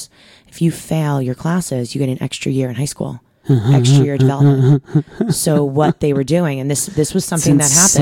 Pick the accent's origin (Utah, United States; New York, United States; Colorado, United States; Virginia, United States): New York, United States; I'm from New York.